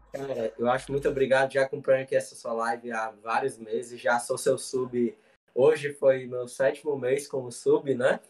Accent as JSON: {"language": "Portuguese", "region": "interior of Ceará", "country": "Brazil", "said": "Eu sou do interior do Ceará, uma cidade muito"}